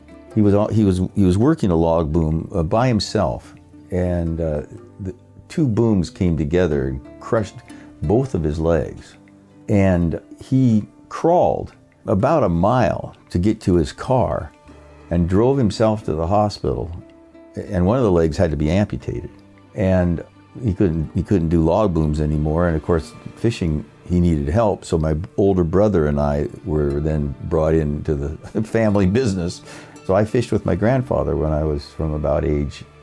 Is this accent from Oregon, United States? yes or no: yes; Seaside, Oregon, United States; also born or lived in Astoria, Oregon; I was born in Astoria, Oregon, and you know, my dad was actually in the Battle of the Bulge at the time I was born, and I grew up in a town about 15 miles away. That's, my mother went up there to have me at the hospital there, Seaside, Oregon